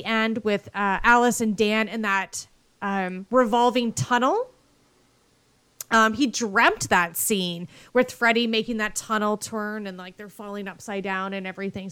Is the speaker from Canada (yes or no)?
yes; Canada; I am Canadian